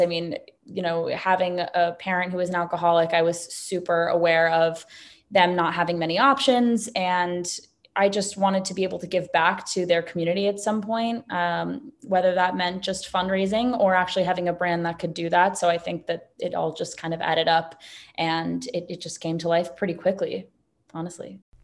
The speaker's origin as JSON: {"language": "English", "town": "New York City", "region": "New York", "country": "United States", "tie": "born or raised there", "also_born_or_lived": "Los Angeles, California", "said": "I myself was born and raised in New York City"}